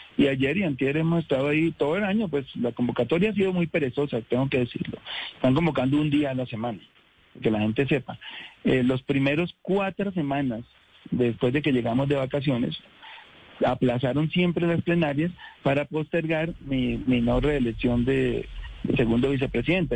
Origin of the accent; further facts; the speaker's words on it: Colombia; como colombiano, como ciudadano